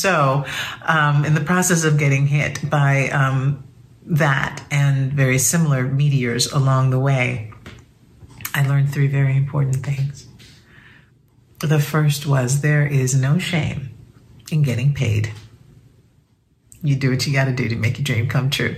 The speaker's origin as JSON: {"language": "English", "town": "New York City", "region": "New York", "country": "United States", "tie": "born or raised there", "said": "I grew up in the Bronx, the daughter of proud Cuban immigrants"}